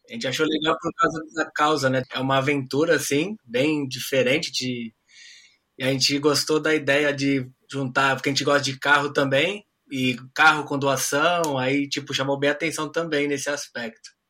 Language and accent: Portuguese; Brazil; now in Australia; Ah, como um bom brasileiro, aquele aquele instinto né, brasileiro de gambiarra a gente conhece um pouco.